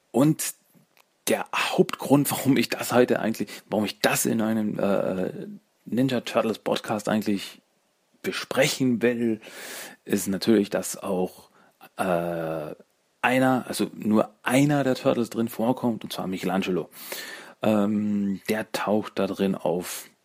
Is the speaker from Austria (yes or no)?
yes; Austria; Du, äh, ich, äh, ich bin aus Österreich.